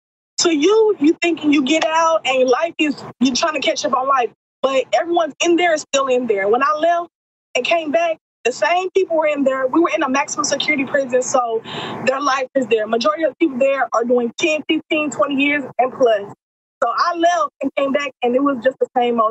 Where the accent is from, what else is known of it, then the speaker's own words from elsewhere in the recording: Texas, United States; also born or lived in Atlanta, Georgia; I'm from Texas, so all my entire family's in Texas, and I'm incarcerated in Georgia.